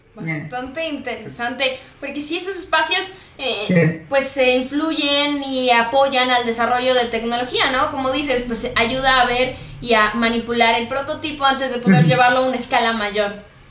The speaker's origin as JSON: {"language": "Spanish", "region": "Hidalgo", "country": "Mexico", "said": "Nosotros somos de Hidalgo"}